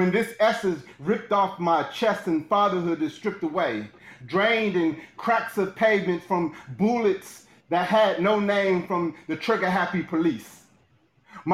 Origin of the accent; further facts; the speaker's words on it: Cincinnati, Ohio, United States; moved away; also born or lived in Maryland; I am originally from Cincinnati.